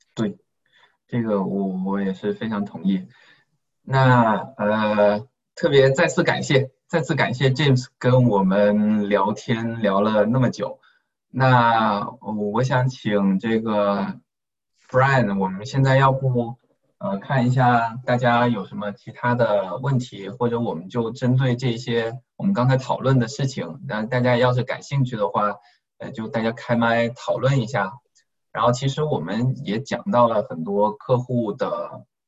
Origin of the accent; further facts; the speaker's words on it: Guangdong, China; 我们都是广东人嘛